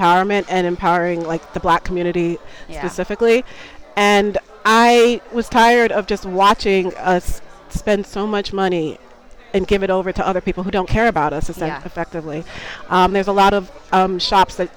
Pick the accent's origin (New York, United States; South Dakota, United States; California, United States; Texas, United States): New York, United States; Long Island; moved away as an adult; now in London, United Kingdom; I lived in New York for a number of years from Long Island